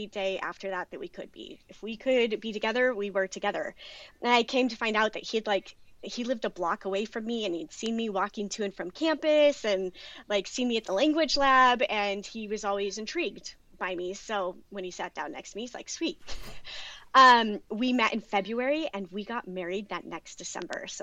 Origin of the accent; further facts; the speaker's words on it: Boise, Idaho, United States; moved away as an adult; also born or lived in Pocatello, Idaho / Ohio / Pennsylvania / Oklahoma; I grew up mostly in Idaho, Boise, Idaho, and Pocatello, Idaho, which is in the middle of nowhere.